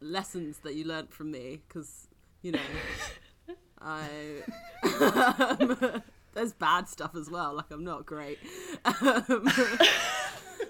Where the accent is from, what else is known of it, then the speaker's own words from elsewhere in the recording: London, United Kingdom; I was from London and I'm brown